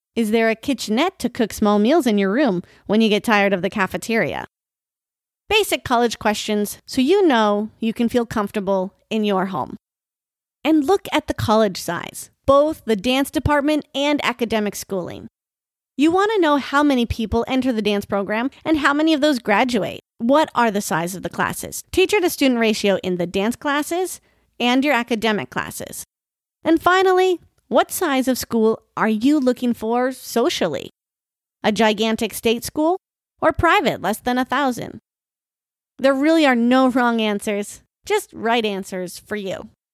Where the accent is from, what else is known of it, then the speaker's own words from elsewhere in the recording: North Dakota, United States; moved away as an adult; also born or lived in Oklahoma; now in Florida, United States; As much as I love my home state